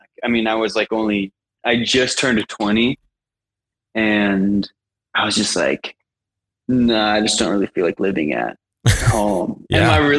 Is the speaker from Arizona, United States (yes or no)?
yes; Arizona, United States; now in Utah, United States; I'm from Arizona. I'm currently living in Utah, and I make music.